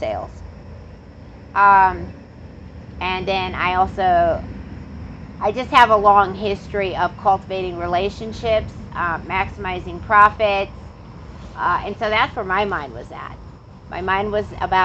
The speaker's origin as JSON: {"language": "English", "area": "near Chicago", "region": "Illinois", "country": "United States", "tie": "born or raised there", "said": "I grew up around diversity and culture and some nice stuff when I was growing up near Chicago"}